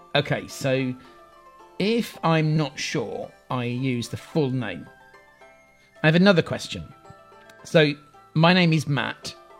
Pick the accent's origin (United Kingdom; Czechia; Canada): United Kingdom; England; I'm English